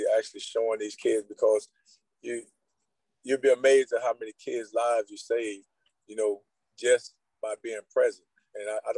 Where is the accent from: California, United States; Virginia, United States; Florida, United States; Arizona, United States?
Florida, United States; Immokalee; I grew up in Immokalee